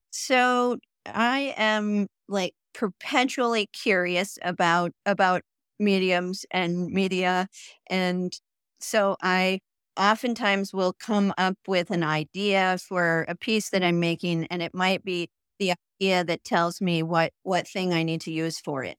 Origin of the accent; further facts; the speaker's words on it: New Hampshire, United States; moved away as an adult; also born or lived in Putney, Vermont / Brattleboro, Vermont / New York / Portland, Oregon; now in Jackson Hole, United States; moved across the Connecticut River t, into New Hampshire and grew up there